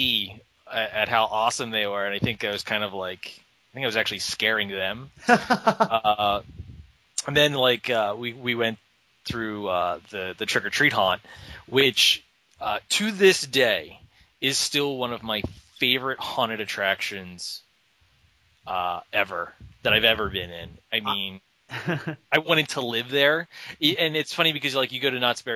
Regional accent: Philadelphia, Pennsylvania, United States; now in California, United States; I am actually from Philadelphia.

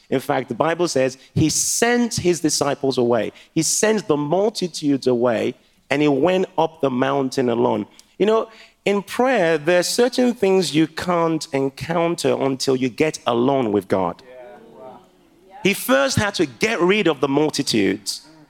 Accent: Liberia; now in Manchester, United Kingdom; my mom is from Ghana, and I was born in Liberia.

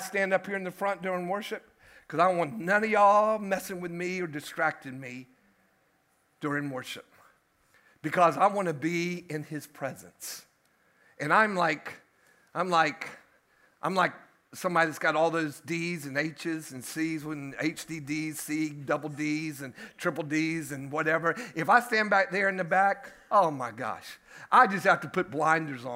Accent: United States; we sit over here as American Christians

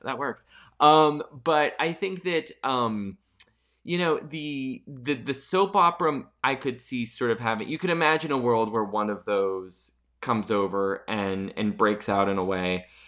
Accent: Pennsylvania, United States; my hometown in Pennsylvania

